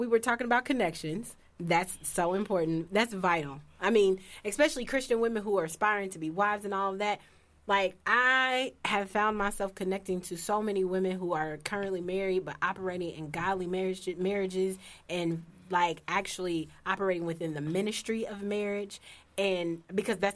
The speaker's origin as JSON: {"language": "English", "town": "Indianapolis", "region": "Indiana", "country": "United States", "said": "I'm from Hallville. If you don't know where that is, it's a rough neighborhood in Indianapolis"}